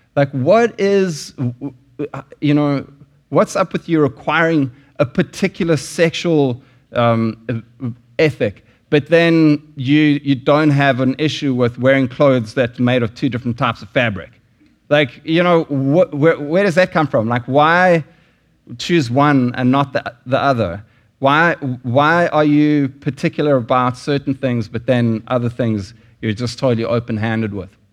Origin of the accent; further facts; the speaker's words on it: South Africa; moved away; there were sanctions in South Africa when I lived there